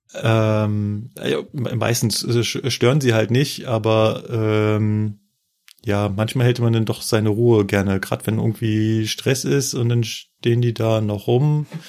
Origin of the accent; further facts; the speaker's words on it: Berlin, Germany; moved away; in meiner Heimat